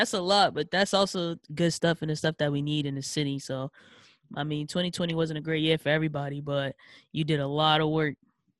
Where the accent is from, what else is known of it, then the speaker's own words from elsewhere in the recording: Boston, Massachusetts, United States; because of where I live, you know, born and raised in Dorchester.